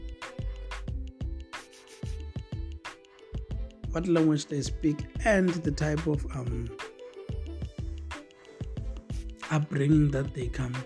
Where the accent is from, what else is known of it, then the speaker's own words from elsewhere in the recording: Limpopo, South Africa; moved away; I was born in Africa, and even though I was born in Limpopo, even though I don't live there every day today, it's definitely a huge part of me.